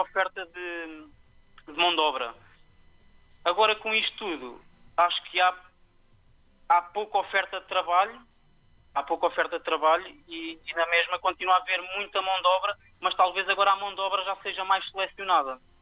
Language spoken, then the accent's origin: Portuguese; Tomar, Centro, Portugal; moved away as an adult; now in Lisbon, Portugal; nasci em Tomar, pronto, já estou em Lisboa há praticamente 10, 11 anos